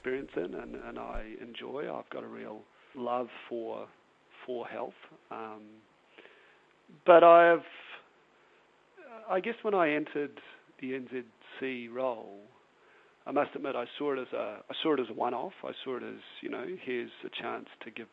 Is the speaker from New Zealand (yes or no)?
yes; New Zealand; being a New Zealander